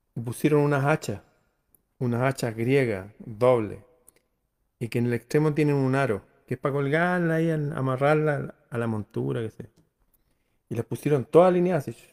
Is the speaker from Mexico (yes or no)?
no; Chile